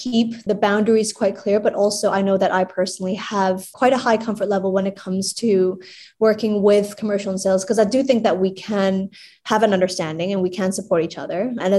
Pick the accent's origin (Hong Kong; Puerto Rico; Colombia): Hong Kong; So when I was born and raised in Hong Kong, and I always knew Tatler as the society magazine.